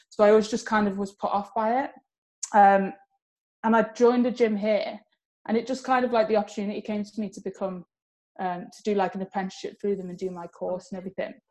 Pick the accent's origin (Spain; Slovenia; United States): Spain; moved away as an adult; now in England; I grew up in Spain. I moved there when I was about nine, and I moved back to England about four years ago. So I was there for about 15 years. Um, so I can speak Spanish.